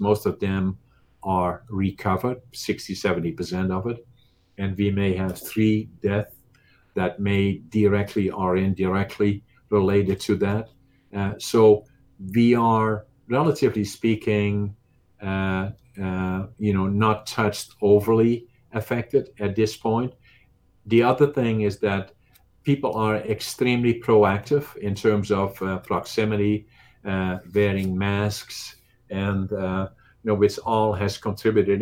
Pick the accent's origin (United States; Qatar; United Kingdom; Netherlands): Netherlands; English is a second language; moved away as an adult; now in Canada; I was obviously from Holland